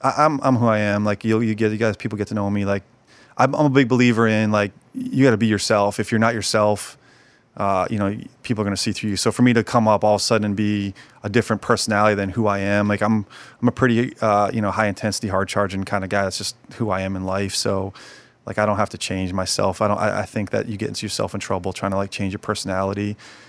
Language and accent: English; Detroit, Michigan, United States; I'm from Detroit and proud of it and flying colors and game days were really cool.